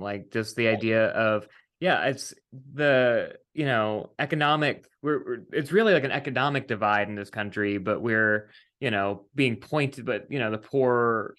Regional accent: West Virginia, United States; moved away; growing up in West Virginia

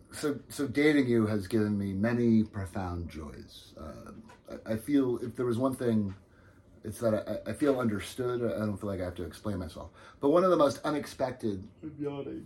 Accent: New Jersey, United States; I'm from New Jersey

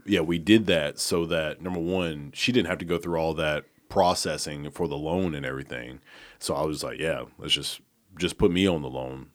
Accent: Oneonta, Alabama, United States; moved away as an adult; now in Memphis, United States; I'm from Oneonta, Alabama

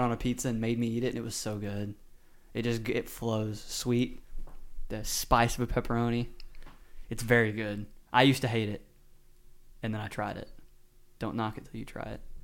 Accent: Texas, United States; moved away; I'm from Texas

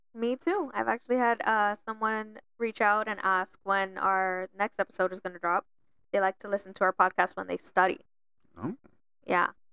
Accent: Miami, Florida, United States; moved away; I'm originally, you know, born and raised in Miami

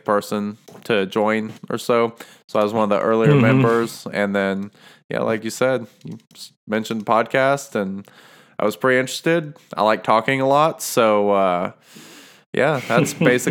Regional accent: Norman, Oklahoma, United States; I am from Norman, Oklahoma

